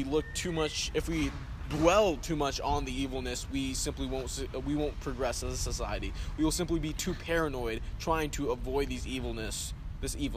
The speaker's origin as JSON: {"language": "English", "region": "South Dakota", "country": "United States", "tie": "born or raised there", "said": "I was born in South Dakota"}